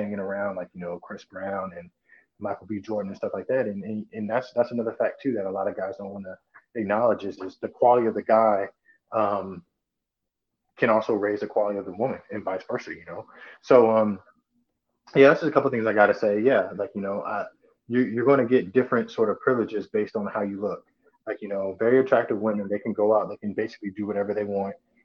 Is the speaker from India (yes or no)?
no; Italy; moved away; I'm American, but I was born in Italy. So I was raised over there.